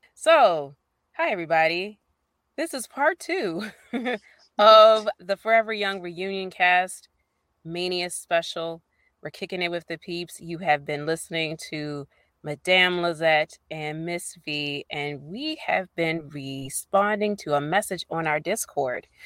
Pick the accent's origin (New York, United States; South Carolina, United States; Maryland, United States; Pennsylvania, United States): Maryland, United States; Baltimore; I'm from Baltimore